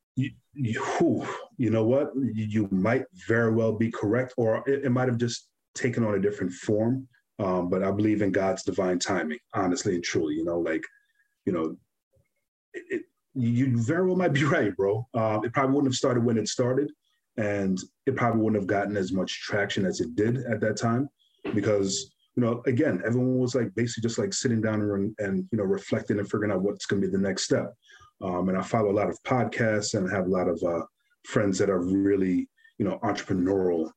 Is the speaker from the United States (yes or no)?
yes; New York, United States; growing up in New York